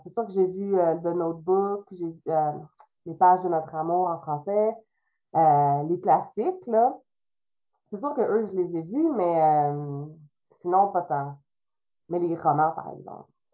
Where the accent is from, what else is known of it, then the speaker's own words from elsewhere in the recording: Trois-Rivières, Quebec, Canada; first language French; je suis québécoise euh, pur comme on dit, là. Je viens de Trois-Rivières. C'est même, je dis Trois-Rivières, mais c'est Saint-Louis-France, un village à côté de Trois-Rivières